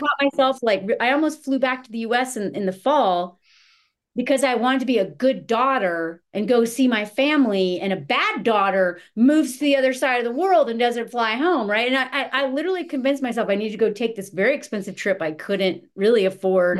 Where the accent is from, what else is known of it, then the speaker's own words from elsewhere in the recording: the South, United States; moved away; also born or lived in Montana; I was raised in the South